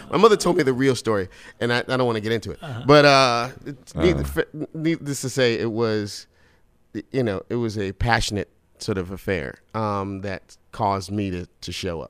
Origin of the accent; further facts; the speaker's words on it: Brooklyn, New York, United States; Brooklyn in Crown Heights.